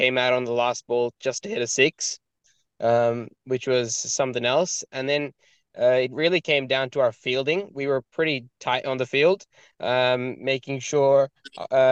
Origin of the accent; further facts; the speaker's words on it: Kerala, India; now in Australia; We're all from Kerala, which is in South India, so we're not far from Sri Lanka.